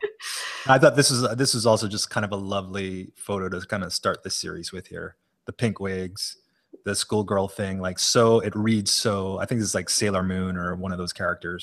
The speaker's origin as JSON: {"language": "English", "region": "Hawaii", "country": "United States", "said": "as a Japanese American, I didn't, I didn't have any relatives who were in internment camps 'cause we are from Hawaii"}